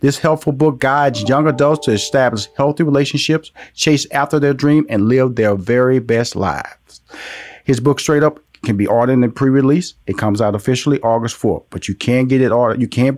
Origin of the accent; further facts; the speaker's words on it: Houston, Texas, United States; I'm from Houston, Texas. So I was born and raised in the big state of Texas and have traveled all over this country.